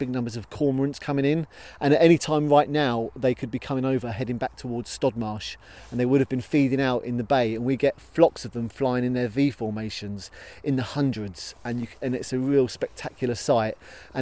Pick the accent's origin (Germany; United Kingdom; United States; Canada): United Kingdom; Minster, South East England; I grew up in Minster